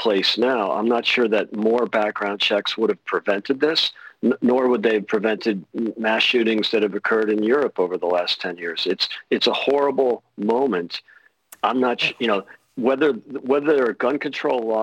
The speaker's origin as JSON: {"language": "English", "town": "Chicago", "region": "Illinois", "country": "United States", "tie": "born or raised there", "moved": "yes", "lives_now": "United Kingdom", "said": "Chicago, my hometown."}